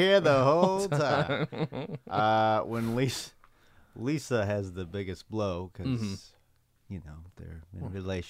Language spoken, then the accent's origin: English; Wisconsin, United States; You see, I'm from Wisconsin, where cabs are feared and hunted for their delicious meat under their hoods.